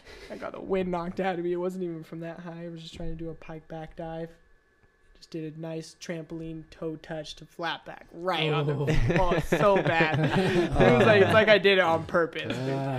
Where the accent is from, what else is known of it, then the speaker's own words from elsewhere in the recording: Salt Lake City, Utah, United States; Yeah, I'm from Salt Lake.